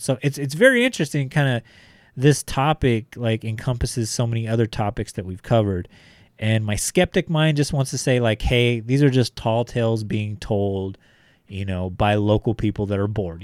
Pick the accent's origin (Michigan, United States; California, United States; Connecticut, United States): California, United States; Bakersfield; I'm coming from Bakersfield, California, where, like, one hundred fifteen degrees is, like, I'll be okay